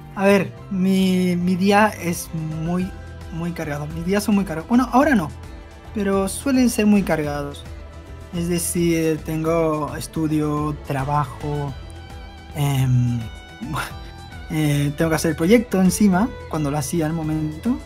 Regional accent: Barcelona, Catalonia, Spain; also born or lived in Buenos Aires, Argentina; Ya luego me fui a España, a Barcelona

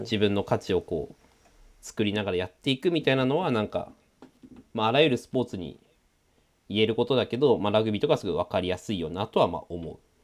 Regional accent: Sanjo, Aomori, Japan; 三条城出身だからさ。三条町って

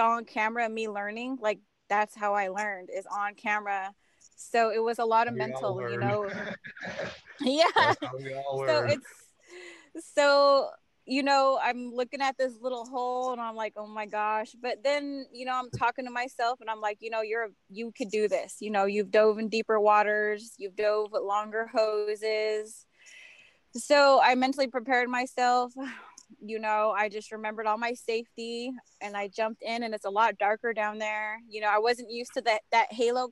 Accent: Metlakatla, Alaska, United States; I'm from Metlakatla, Alaska. It's a small island in Southeast Alaska

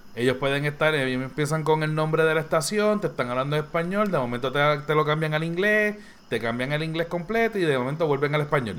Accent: Bayamón, Puerto Rico; Yo soy de Bayamón

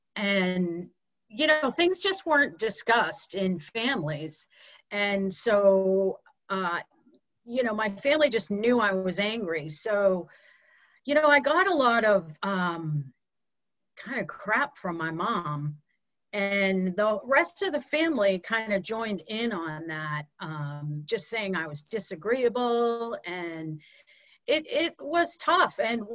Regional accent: Pocasset, Massachusetts, United States; moved away as an adult; also born or lived in Boston; I grew up on the Cape and could not wait to leave because it was a little small town called Pocasset. And as soon as I was 18, I left for probably 30 years, lived in the Boston area, north of Boston.

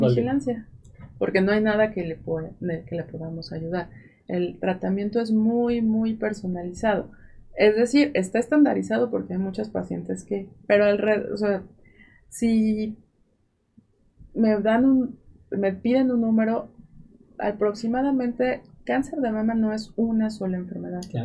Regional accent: Mexico; así somos los mexicanos.

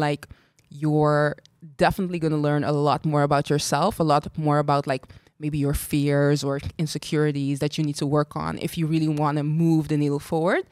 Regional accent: Curaçao; moved away as an adult; also born or lived in Equatorial Guinea / Ireland / Spain; I'm from Curacao as well, very born and raised proud Caribbean girl.

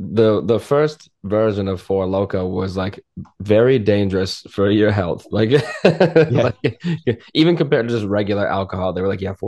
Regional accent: Maine, United States; I'm from Maine. And I was down in Mass

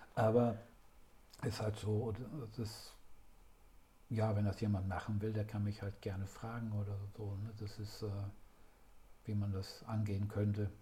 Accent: Ruhr area, near Dortmund, North Rhine-Westphalia, Germany; komme gebürtig aus dem Ruhrgebiet, in, aus der Nähe von Dortmund

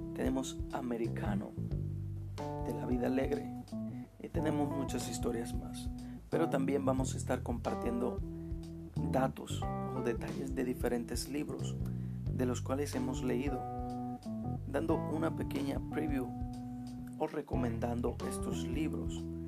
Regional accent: Dominican Republic; Soy de República Dominicana

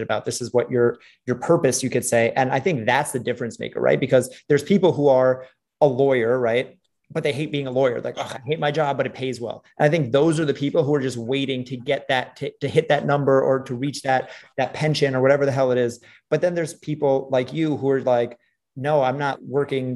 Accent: New York City, New York, United States; I grew up in New York City

